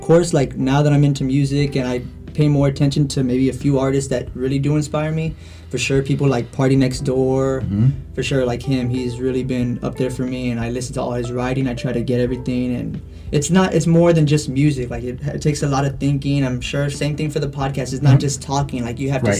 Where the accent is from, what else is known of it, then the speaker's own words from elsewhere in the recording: McAllen, Texas, United States; also born or lived in Mission, Texas; I'm pretty much from here, from McAllen. I moved, not too far. I've gone from McAllen to Mission